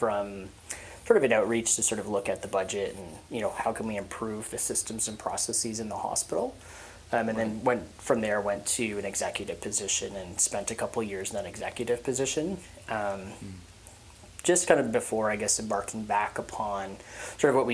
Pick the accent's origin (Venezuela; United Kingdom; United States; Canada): Canada; Hamilton, Ontario; I was born and raised in Hamilton, so, you know, why don't you just work in the clinic 5 minutes down the street from where you grew up